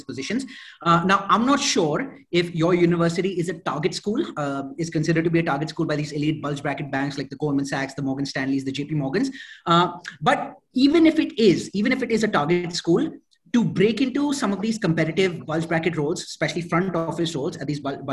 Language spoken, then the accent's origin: English; India; moved away as an adult; also born or lived in Atlanta, United States / New York, United States; originally from India, born and brought up in India